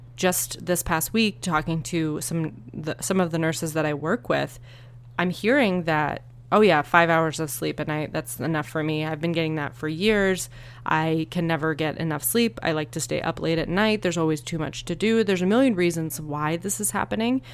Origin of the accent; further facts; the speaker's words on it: Northeast, United States; now in Arizona, United States; I grew up in the Northeast